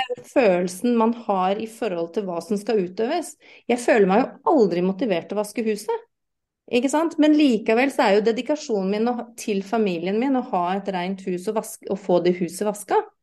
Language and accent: Norwegian; United Kingdom; first language English; Norwegian is a second language; now in Norway; jeg er uh, britisk, så jeg har jo engelsk som morsmål